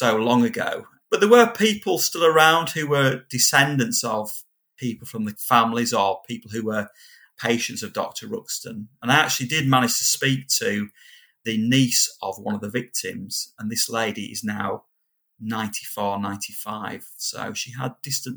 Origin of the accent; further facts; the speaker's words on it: Kendal, North West England, United Kingdom; accent: Kendal; my Kendall accent